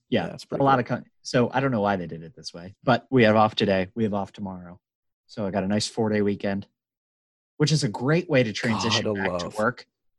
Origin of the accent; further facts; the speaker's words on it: United States; I'm an American.